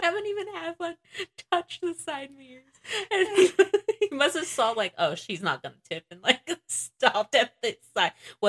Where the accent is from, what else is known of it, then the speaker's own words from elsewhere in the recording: the Bay Area, California, United States; moved away as an adult; now in Oregon, United States; I grew up in California